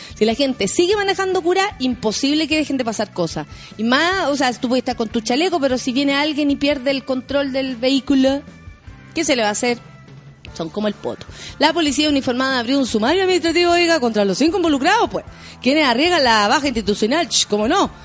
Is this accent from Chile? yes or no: yes; Chile; como chilenos